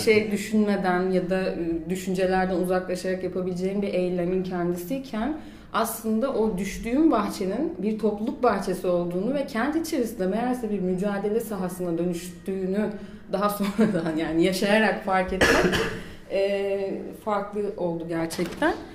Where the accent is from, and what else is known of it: Mersin, Turkey; moved away as an adult; also born or lived in Istanbul